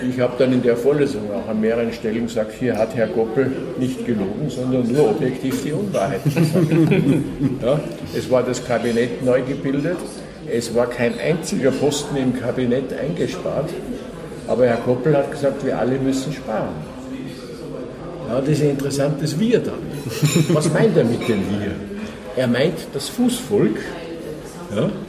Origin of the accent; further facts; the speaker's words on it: Salzburg, Austria; moved away as an adult; also born or lived in Innsbruck; now in Würzburg, Germany; ich bin Salzburger. Salzburg.